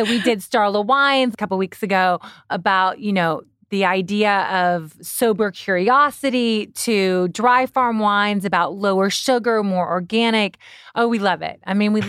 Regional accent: Kentucky, United States; I'm from Kentucky.

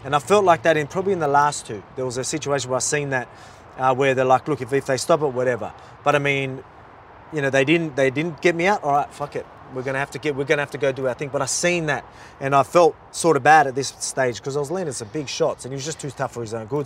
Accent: Australia; I'm from Australia

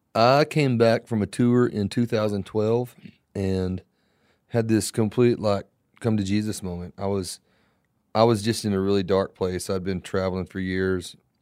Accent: Florida, United States; I was born in Florida

